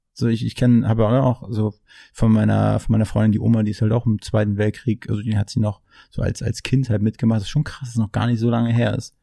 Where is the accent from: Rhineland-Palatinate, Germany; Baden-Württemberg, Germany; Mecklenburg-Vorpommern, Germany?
Mecklenburg-Vorpommern, Germany; near Schwerin; now in Berlin, Germany; Ich komme aus MacPom ursprünglich, mhm. aus der Nähe von Schwerin